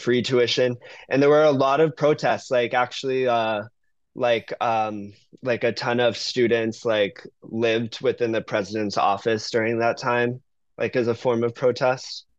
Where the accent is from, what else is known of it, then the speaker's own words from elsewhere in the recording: Cutler Bay, Florida, United States; moved away as an adult; also born or lived in New York; now in San Francisco, United States; I grew up in Miami